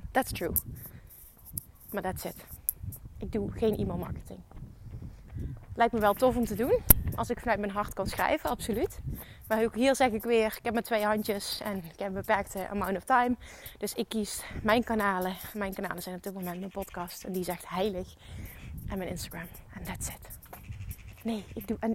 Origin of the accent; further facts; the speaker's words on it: Limburg, Netherlands; accent: Limburgish; en mijn Limburgs accent niet helemaal kan handelen